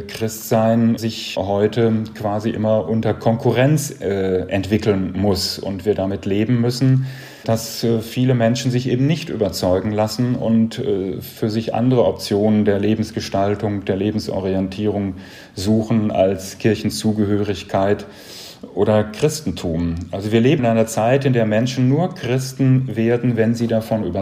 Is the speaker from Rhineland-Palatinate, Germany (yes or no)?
no; North Rhine-Westphalia, Germany; ich komme aus dem Sauerland, ländlicher Raum, katholisch geprägt. Ich hatte keine andere Wahl, als katholisch zu werden.